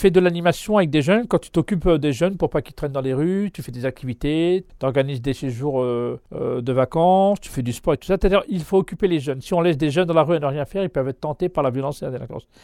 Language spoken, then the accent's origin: French; Mantes-la-Jolie, Île-de-France, France; Oui, de Mantes-la-Jolie, c'est mon quartier.